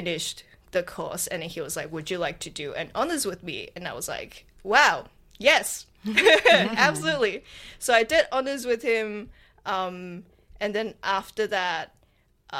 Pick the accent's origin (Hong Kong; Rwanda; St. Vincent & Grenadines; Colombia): Hong Kong; now in Australia; I'm from Hong Kong